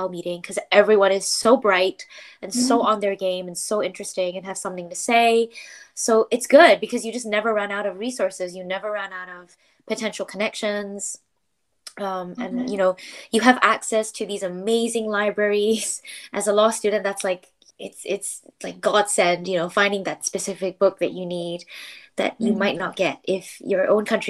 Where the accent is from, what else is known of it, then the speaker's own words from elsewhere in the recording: Malaysia; moved away as an adult; now in United Kingdom; I got to meet other Malaysians. I got to like hear my mother tongue